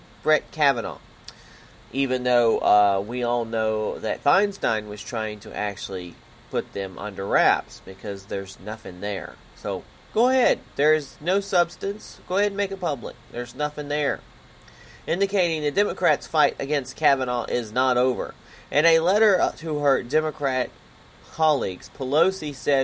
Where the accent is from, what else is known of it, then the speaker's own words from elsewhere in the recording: Pensacola, Florida, United States; I was born in Pensacola, Florida